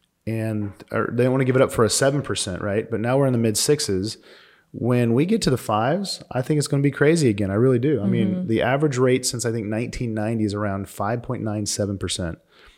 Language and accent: English; Missouri, United States; also born or lived in Arizona; now in Phoenix, United States; So I grew up in Missouri and we didn't have mountains.